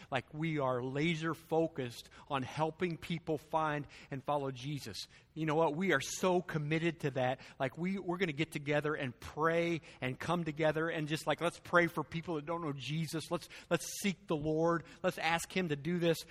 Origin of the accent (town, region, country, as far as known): United States